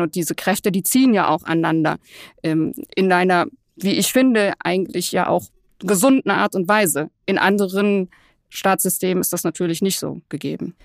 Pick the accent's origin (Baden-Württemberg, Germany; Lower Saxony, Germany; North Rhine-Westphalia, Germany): North Rhine-Westphalia, Germany; Cologne; als Kölnerin